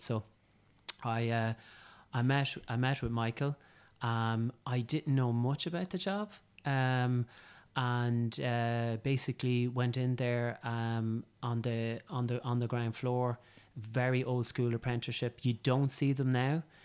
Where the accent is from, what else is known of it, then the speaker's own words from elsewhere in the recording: County Meath, Leinster, Ireland; I'm from County Meath and, um, I'm a tillage farmer's son